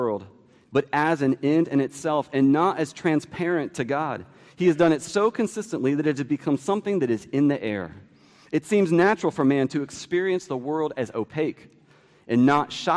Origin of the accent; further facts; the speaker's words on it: D.C., District of Columbia, United States; Growing up near Washington, D.C.